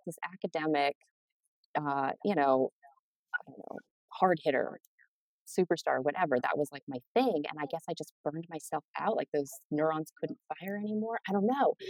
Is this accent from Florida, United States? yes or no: no; Helena, Montana, United States; moved away; I grew up in Montana, Helena, small town